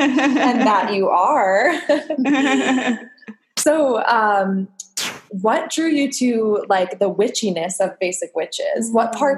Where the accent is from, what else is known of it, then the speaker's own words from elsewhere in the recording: West Chester, Pennsylvania, United States; also born or lived in New York; now in Los Angeles, United States; I'm not from Philly. I grew up in the suburbs. But Westchester.